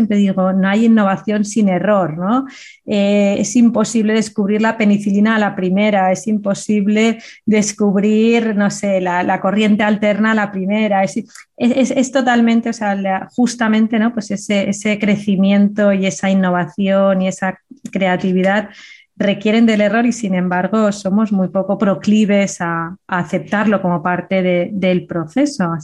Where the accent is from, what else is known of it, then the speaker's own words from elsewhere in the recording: Andalusia, Spain; accent: Andalusian; Que tengo acento andaluz.